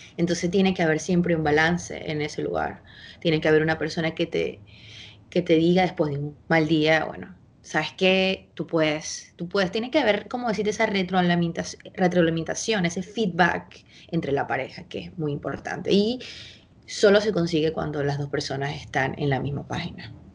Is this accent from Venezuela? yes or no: yes; Venezuela; moved away as an adult; also born or lived in Chile; yo me fui de Venezuela cuando yo tenía, estuve a punto de cumplir 23 años